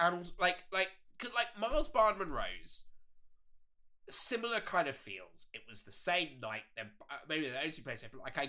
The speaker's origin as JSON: {"language": "English", "town": "Bath", "region": "South West England", "country": "United Kingdom", "tie": "born or raised there", "moved": "yes", "lives_now": "London, United Kingdom", "said": "I grew up in Bath, right? 86,000 people."}